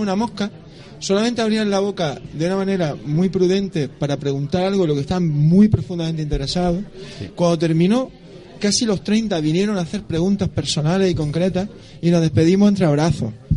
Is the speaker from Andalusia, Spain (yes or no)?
yes; Roquetas de Mar, Andalusia, Spain; moved away as an adult; now in Granada, Spain; allí en mi pueblo, en Roqueta